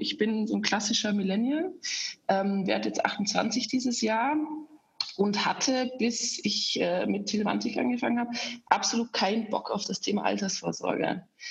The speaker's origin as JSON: {"language": "German", "country": "Austria", "accent": "rolling R", "moved": "as an adult", "lives_now": "Germany", "said": "Ich bin eigentlich Österreicherin. Das hört man so ein bisschen an meinem rollenden R, dass ich nie so wirklich losgeworden bin."}